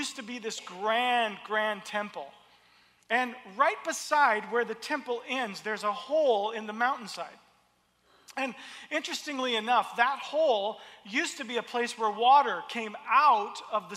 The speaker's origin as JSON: {"language": "English", "region": "the South", "country": "United States", "tie": "born or raised there", "said": "when I was a child, I grew up in the South in the United States"}